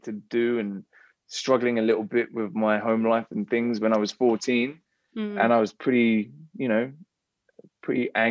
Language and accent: English; England, United Kingdom; I am stereotypically English